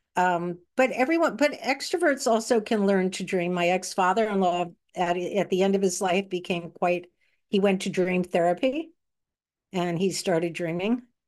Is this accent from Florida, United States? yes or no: no; Manhasset, New York, United States; also born or lived in Brooklyn, New York; I grew up in, on Long Island in a place called Manhasset, although I did start off in Brooklyn